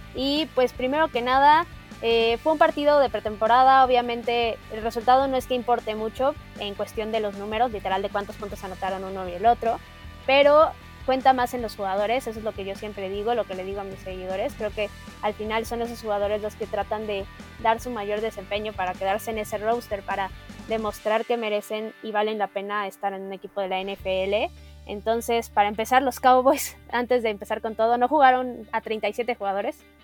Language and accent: Spanish; Mexico; como mexicanos